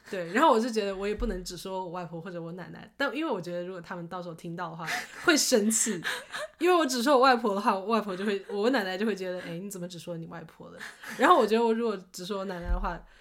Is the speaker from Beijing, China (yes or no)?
no; Shaoxing, Zhejiang, China; now in Seattle, United States; 因为是我是在绍兴长大